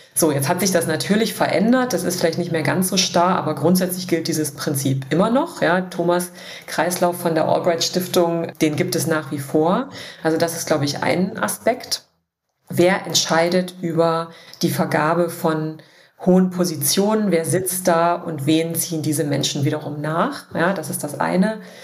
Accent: Dessau, Saxony-Anhalt, Germany; moved away as an adult; also born or lived in Berlin / Bavaria; ich komme aus Dessau. Ich habe da auch mein Abi gemacht, meine gesamte Kindheit verbracht

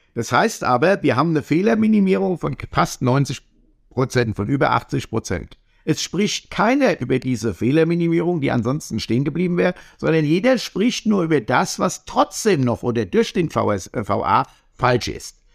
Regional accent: Hesse, Germany; Ich komme aus der Apfelweingegend

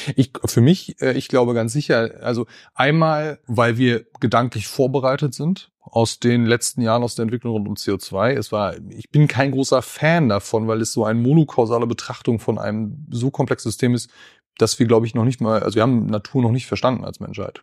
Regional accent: Schleswig-Holstein, Germany; also born or lived in Salzgitter; now in Bielefeld, Germany; aufgewachsen, aber von so gesehen dann fast Tag eins in äh, Ostholstein, also zwischen Kiel und Lübeck an der Ostseeküste

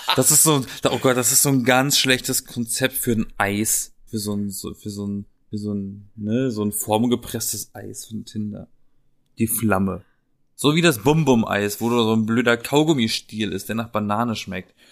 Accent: Black Forest, Baden-Württemberg, Germany; accent: Badisch; moved away; aus der Gegend, aus der ich komme, aus dem Schwarzwald

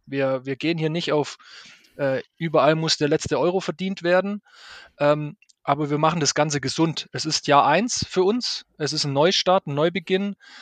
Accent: Stuttgart, Baden-Württemberg, Germany; ich kenne das als Stuttgarter

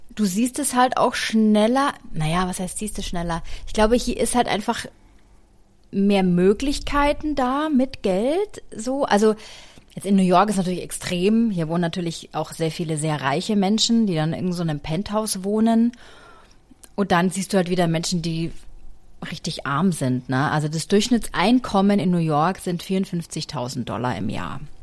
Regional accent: Germany; now in United States; bei uns in Deutschland

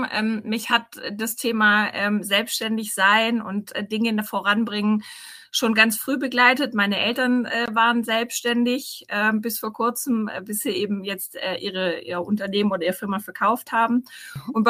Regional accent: Rottenburg am Neckar, Baden-Württemberg, Germany; now in Stuttgart, Germany; ich komme aus dem Schwabenland, ähm, aus Rottenburg am Neckar, das liegt bei mhm. Tübingen.

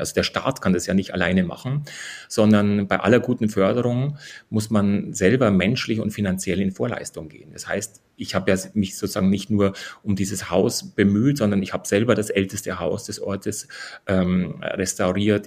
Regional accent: Bavarian Forest, Germany; also born or lived in Deggendorf; ich bin in der Nähe von Deckendorf geboren, aber sozusagen habe immer im Bayerischen Wald gelebt mit meinen Eltern

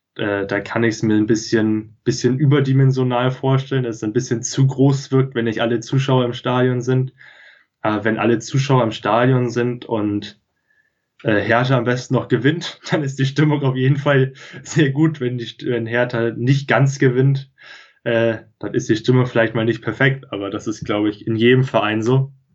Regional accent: near Lüneburg, Lower Saxony, Germany; ich komme hier aus der Nähe von Lüneburg, bin hier auf dem Dorf aufgewachsen

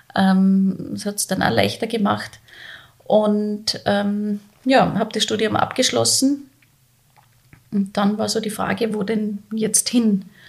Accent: Salzburg, Austria; moved away as an adult; also born or lived in Vienna; ich bin gebürtige Salzburgerin

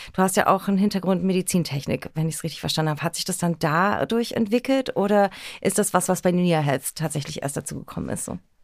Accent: Berlin, Germany; born or raised there

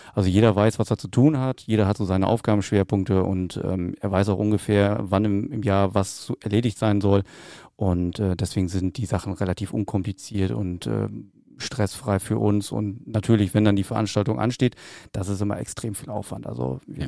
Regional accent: Rheine, North Rhine-Westphalia, Germany; bei uns in Rheine, also da habe ich meinen Tanzkurs gemacht

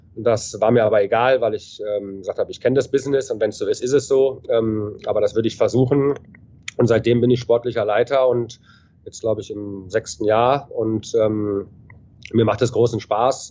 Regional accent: Düsseldorf, North Rhine-Westphalia, Germany; moved away as an adult; also born or lived in Ingolstadt / Cologne / Hanover; ich bin gebürtiger Düsseldorf, habe mhm. mit drei oder vier Jahren angefangen, äh, Eishockey zu spielen, habe alle, alle Nachwuchsmannschaften durchlaufen

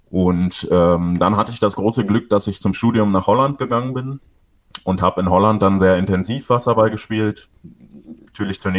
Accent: Schwedt an der Oder, Brandenburg, Germany; Ich komme aus Schwedt an der Oder. Das ist ähm, in Brandenburg äh, im Nordosten von Berlin, ungefähr 100 Kilometer nordöstlich, äh, an der polnischen Grenze direkt

